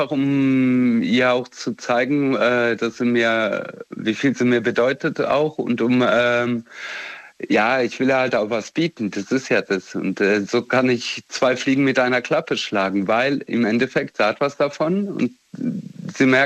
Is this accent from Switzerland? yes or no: no; Romania; born there; ich komme selber aus Rumänien ursprünglich, also bin dort zumindest geboren, sonst habe ich nichts damit zu tun und ich habe dort die Armut erlebt.